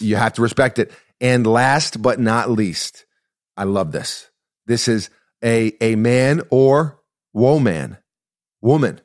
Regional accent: United States; as an American

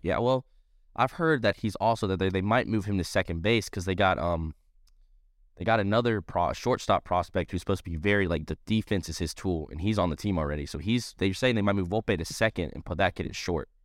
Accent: Columbia, South Carolina, United States; since we're from South Carolina, we're, we're from Columbia

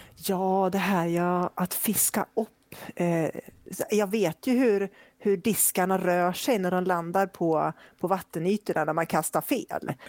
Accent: Flen, Södermanland, Sweden; moved away as an adult; now in Gothenburg, Sweden; jag kommer från eh, Flen

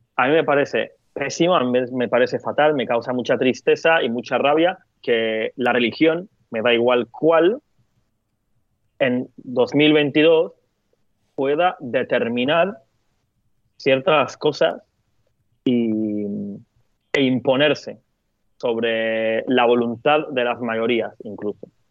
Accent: Turkey; moved away; yo soy de Turquía

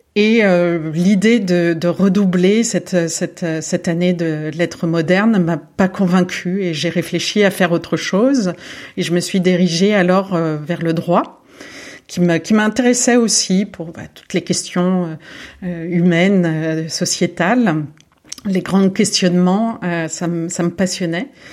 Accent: Lyon, Auvergne-Rhône-Alpes, France; moved away as an adult; also born or lived in Boulogne-Billancourt / Saint-Cloud / Bordeaux / Berlin; je suis née à Boulogne-Billancourt. J'ai grandi une partie de, j'ai grandi euh, à, Saint, à cloud Et ensuite, euh, mon père a, été muté à Lyon, donc j'ai grandi également à Lyon. j'ai passé toute mon adolescence à Lyon

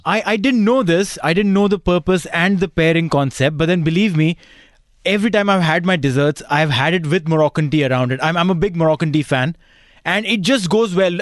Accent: India; I come from India.

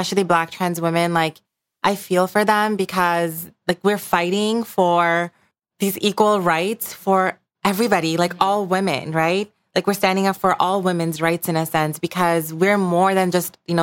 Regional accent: Bangladesh; moved away; I grew up in Bangladesh

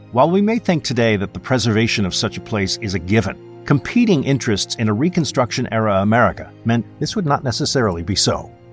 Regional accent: New Jersey, United States; I'm from South Jersey

